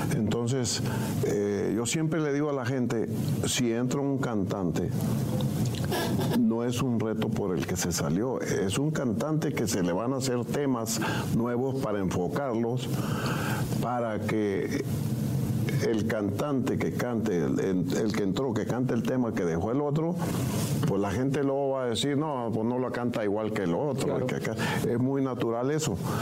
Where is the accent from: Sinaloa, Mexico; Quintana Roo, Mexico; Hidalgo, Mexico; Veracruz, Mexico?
Sinaloa, Mexico; Mesillas; mi gente de Mesillas Concordia